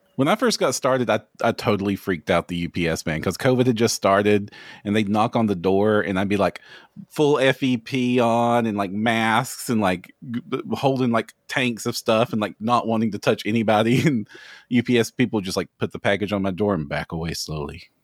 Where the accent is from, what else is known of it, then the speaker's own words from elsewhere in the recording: Kentucky, United States; if you can tell from the accent, I'm from Kentucky